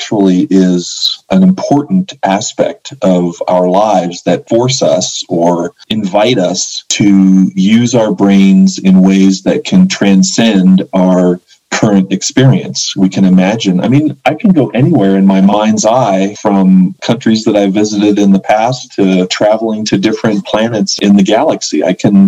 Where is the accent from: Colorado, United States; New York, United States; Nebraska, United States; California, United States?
Colorado, United States; Boulder; now in New Mexico, United States; I loved growing up in Boulder.